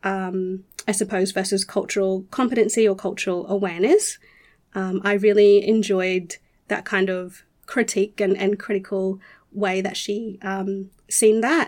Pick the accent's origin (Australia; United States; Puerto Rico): Australia; Rockhampton, Queensland; I was born and raised on Durumble Country, which is Rockhampton, central Queensland